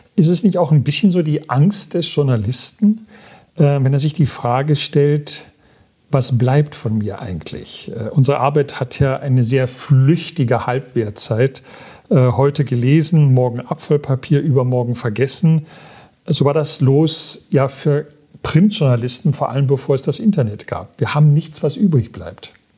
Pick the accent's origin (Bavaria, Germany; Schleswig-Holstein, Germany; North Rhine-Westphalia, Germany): North Rhine-Westphalia, Germany; Aachen; wir sind beide Öscherjong